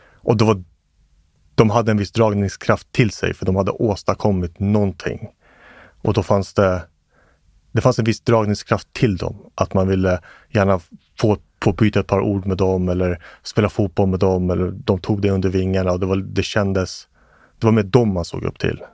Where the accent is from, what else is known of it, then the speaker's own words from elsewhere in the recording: Stockholm, Stockholm County, Sweden; also born or lived in Johannesburg, South Africa / Pasadena, Los Angeles, United States / Vällingby; Och därefter så var det Tensta. Eh, och det är där jag är egentligen uppvuxen i Mm. majoriteten mm. av mitt liv